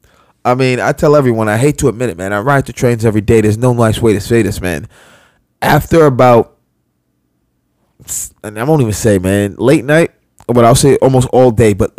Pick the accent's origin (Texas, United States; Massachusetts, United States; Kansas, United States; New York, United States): New York, United States; New York City; a lifelong New Yorker